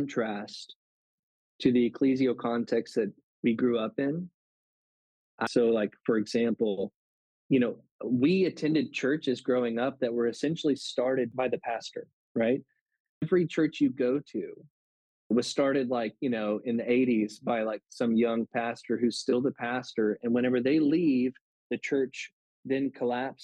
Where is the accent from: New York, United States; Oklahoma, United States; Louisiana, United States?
Louisiana, United States; I'm from Louisiana